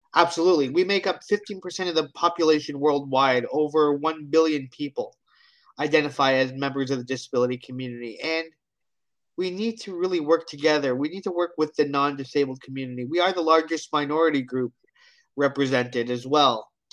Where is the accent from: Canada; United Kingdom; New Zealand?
Canada; Hamilton, Ontario; I am from Hamilton, Ontario, Canada.